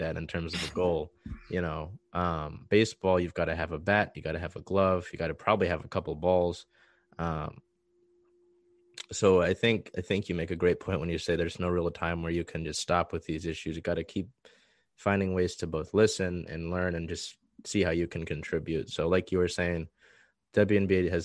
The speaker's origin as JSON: {"language": "English", "region": "East Coast", "country": "United States", "moved": "yes", "said": "We come from the East Coast"}